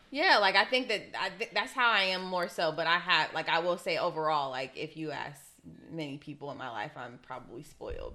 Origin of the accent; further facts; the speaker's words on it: Ohio, United States; I'm from Ohio